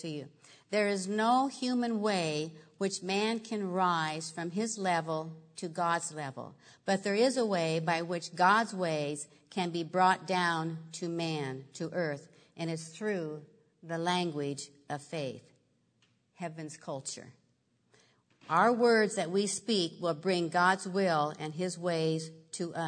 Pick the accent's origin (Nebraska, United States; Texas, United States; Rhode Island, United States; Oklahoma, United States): Nebraska, United States; I grew up in Nebraska, and I used to have a big garden.